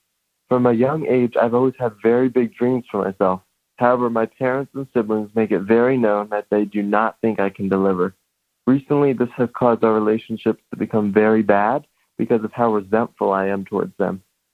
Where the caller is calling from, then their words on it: Munich, Bavaria, Germany; I'm calling from Munich, Germany. I'm 19 years old